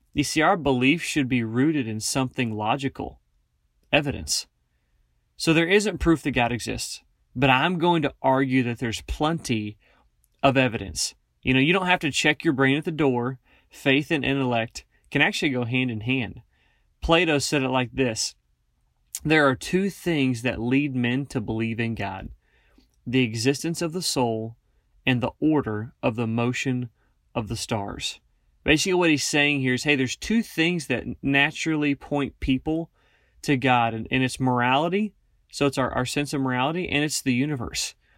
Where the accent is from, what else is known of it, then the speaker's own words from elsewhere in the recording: Northeast Kansas, United States; moved away as an adult; now in Wyoming, United States; I grew up in Northeast Kansas, and I now work for Stumo